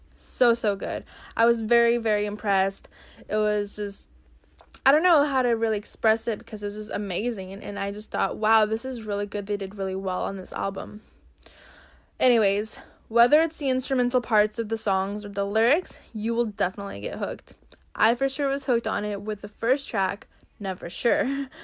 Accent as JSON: {"language": "English", "country": "Brazil", "tie": "born or raised there", "moved": "yes", "lives_now": "United States", "said": "I was born in Brazil, and now I live in the U S."}